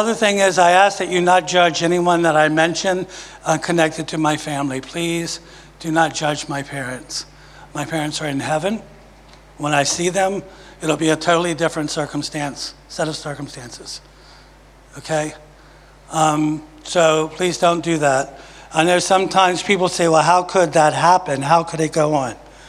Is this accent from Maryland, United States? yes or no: yes; Maryland, United States; moved away as an adult; also born or lived in Virginia; now in Jacksonville, United States; I've lived for all my life in Maryland. I was born in Virginia. At five, I moved to Maryland. And I've been in Maryland until last October when Father God packed us up and brought us to Jacksonville. Okay, so I'm a Marylander.